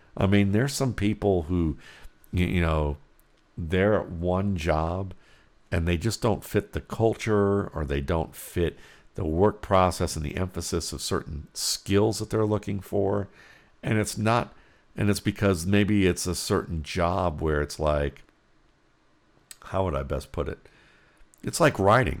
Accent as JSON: {"language": "English", "town": "Cleveland", "region": "Ohio", "country": "United States", "tie": "born or raised there", "said": "growing up in Cleveland, Ohio."}